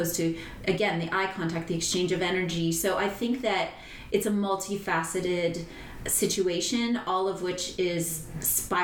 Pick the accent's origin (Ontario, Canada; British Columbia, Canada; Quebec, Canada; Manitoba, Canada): Ontario, Canada; Sault Ste. Marie; now in Costa Rica; Sault Ste. Marie is the town I grew up